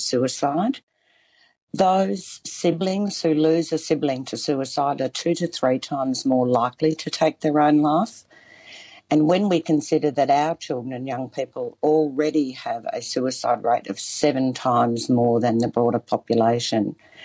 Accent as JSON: {"language": "English", "town": "Bendigo", "region": "Victoria", "country": "Australia", "tie": "born or raised there", "said": "I grew up in Victoria, in Bendigo, on Dja Dja Wrang country."}